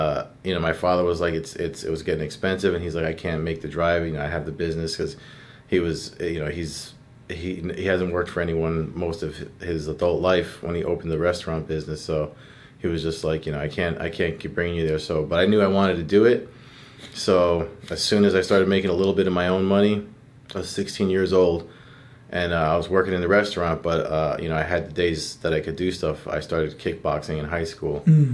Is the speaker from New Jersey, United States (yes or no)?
yes; Perth Amboy, New Jersey, United States; the town I grew up in Perth Amboy